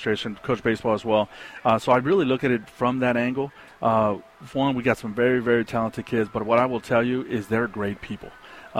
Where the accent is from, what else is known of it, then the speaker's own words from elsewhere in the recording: El Paso, Texas, United States; moved away as an adult; also born or lived in New York / Dallas, Texas; I grew up in the Lower Valley